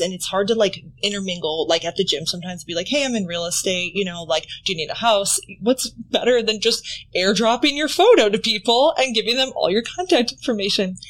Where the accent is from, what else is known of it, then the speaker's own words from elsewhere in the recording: Wisconsin, United States; moved away; I'm from Wisconsin